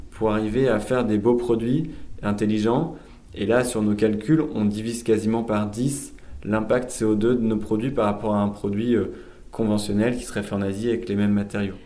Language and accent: French; Lille, Hauts-de-France, France; also born or lived in India / Basque Country; je suis lillois d'origine